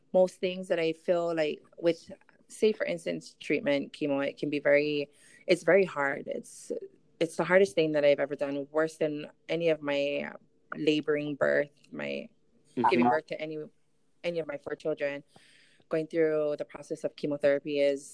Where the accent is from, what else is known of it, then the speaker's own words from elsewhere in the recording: Molokai, Hawaii, United States; also born or lived in Hilo, Hawaii; now in Oahu, United States; I'm actually born and raised in Molokai. And then about 18 years ago, I moved over to Big Island